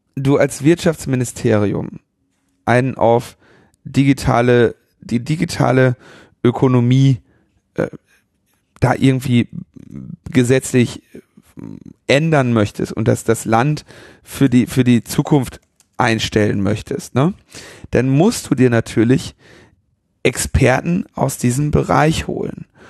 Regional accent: Ruhr area, North Rhine-Westphalia, Germany; ich bin im Ruhrgebiet geboren

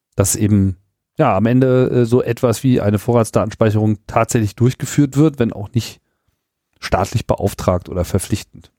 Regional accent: Germany; ich bin ja auch Deutscher, obwohl ich kein Deutscher auf dem Papier bin

